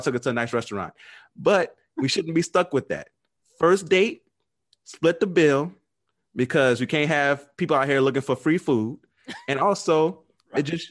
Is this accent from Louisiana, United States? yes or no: yes; New Orleans, Louisiana, United States; I'm from New Orleans